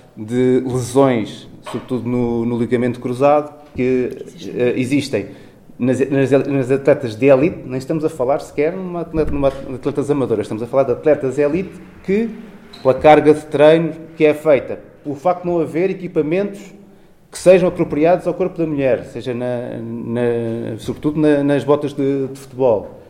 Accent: Torres Vedras, Lisbon, Portugal; eu sou de Torres Vedras, no norte distrito de Lisboa, conheço melhor a realidade daí

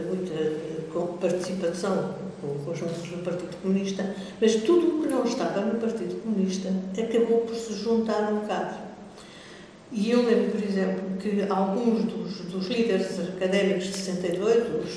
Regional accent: Mozambique; moved away as an adult; also born or lived in Belgium / Lisbon; Eu nasci em Moçambique, passei lá a infância, eh, passei a adolescência num colégio católico

